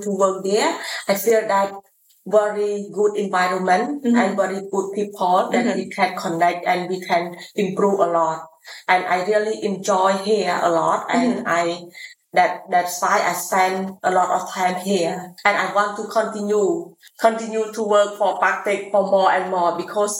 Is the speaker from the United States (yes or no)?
no; Siem Reap, Cambodia; also born or lived in Phnom Penh; I'm from Siem Reap province